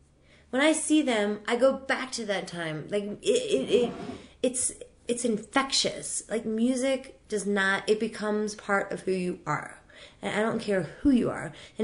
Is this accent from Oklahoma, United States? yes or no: no; New Orleans, Louisiana, United States; I'm from New Orleans.